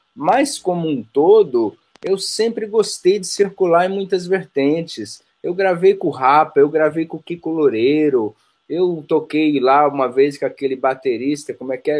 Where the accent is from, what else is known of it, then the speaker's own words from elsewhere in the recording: ABC Paulista, São Paulo, Brazil; also born or lived in Rio de Janeiro / Bahia; sou do ABC Paulista.